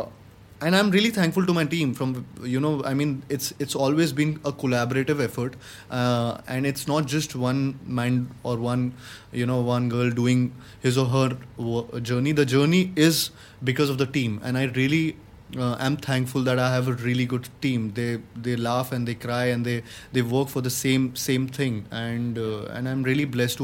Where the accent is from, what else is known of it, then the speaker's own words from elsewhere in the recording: Gwalior, Madhya Pradesh, India; moved away as an adult; now in Mumbai, India; I had gone to Gwalior, my hometown